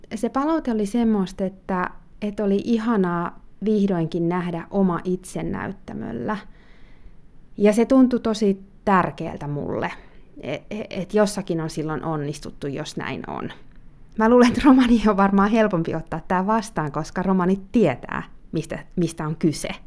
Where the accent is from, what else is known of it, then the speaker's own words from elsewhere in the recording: Helsinki, Uusimaa, Finland; moved away; also born or lived in Spanish-speaking countries; Eli olen syntynyt Helsingissä ja äitini on suomalainen ja isäni on Kolumbiasta ja oon saanut myös elää paljon espanjankielisissä maissa elämäni aikana. Tällä hetkellä asun Helsingissä